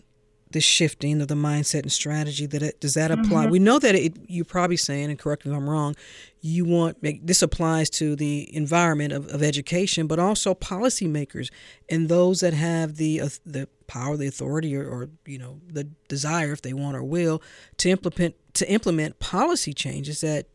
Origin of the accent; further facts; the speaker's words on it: St. Louis, Missouri, United States; growing up in St. Louis, Missouri, and from kindergarten to fifth grade, went to my neighborhood school.